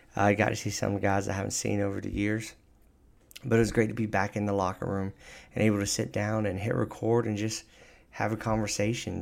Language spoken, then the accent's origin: English; South Carolina, United States; we're from South Carolina